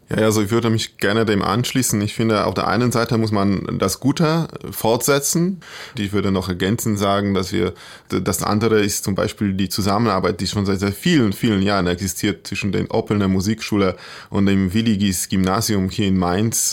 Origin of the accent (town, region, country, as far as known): Poland; born or raised there; German is a second language